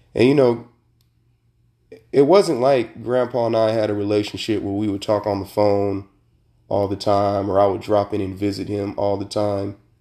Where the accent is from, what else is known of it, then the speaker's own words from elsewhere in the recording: Sacramento, California, United States; I was born and raised in Sacramento, Sacramento, California